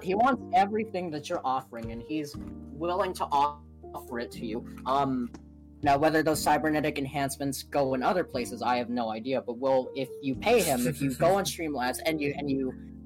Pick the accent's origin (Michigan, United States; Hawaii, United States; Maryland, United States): Hawaii, United States; in Hawaii, again, I'm born and raised here